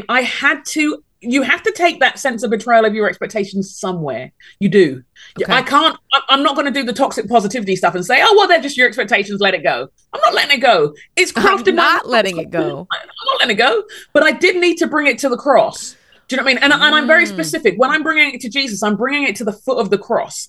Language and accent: English; Nigeria; moved away as an adult; I'm Nigerian.